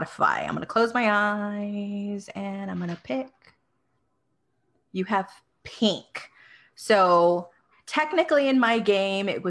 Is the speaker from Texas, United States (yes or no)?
yes; Pleasanton, Texas, United States; moved away; I grew up in a very small town called Pleasanton.